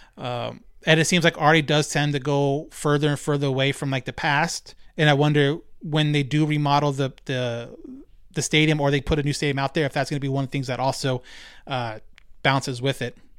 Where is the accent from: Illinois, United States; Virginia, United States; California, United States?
California, United States; Rancho Cucamonga; I grew up in Ranchos, right next door to Fontana